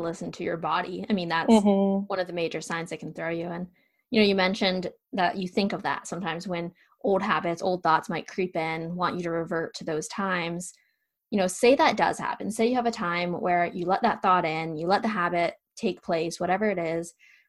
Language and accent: English; Pennsylvania, United States; I'm born and bred in Pennsylvania. Like I ski when it's -5 degrees. Like I'm bred for this cold weather.